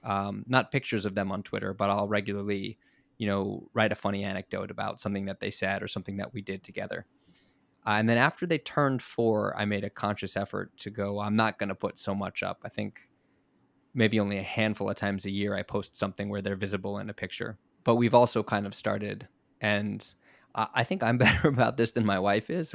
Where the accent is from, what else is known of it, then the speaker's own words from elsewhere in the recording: South Florida, United States; moved away as an adult; now in Japan; I'm, I'm from South Florida